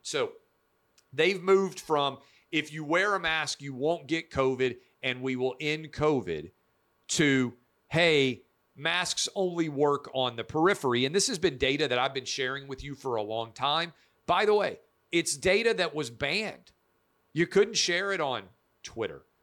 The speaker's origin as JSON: {"language": "English", "town": "Nashville", "region": "Tennessee", "country": "United States", "tie": "born or raised there", "said": "I'm a kid born and raised in Nashville, Tennessee."}